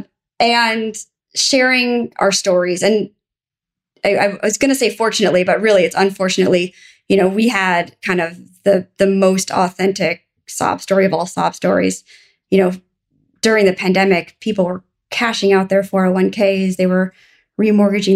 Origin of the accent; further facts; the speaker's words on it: Minneapolis, Minnesota, United States; I'm from Minnesota